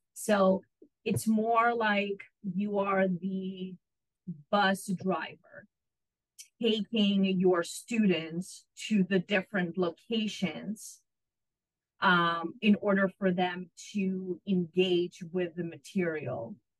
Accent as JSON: {"language": "English", "country": "Israel", "tie": "born or raised there", "also_born_or_lived": "Ukraine / Illinois / New Mexico", "moved": "as an adult", "lives_now": "Corpus Christi, United States", "said": "I was born in Ukraine and grew up in Israel and came to the United States for my college degree"}